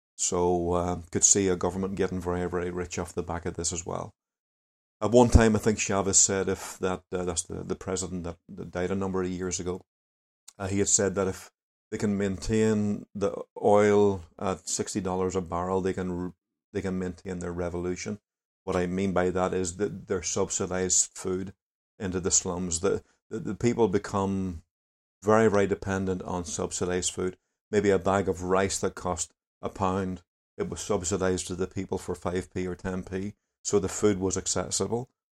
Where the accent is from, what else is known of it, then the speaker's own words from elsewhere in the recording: Lurgan, Northern Ireland, United Kingdom; also born or lived in Venezuela; from O'Gannon.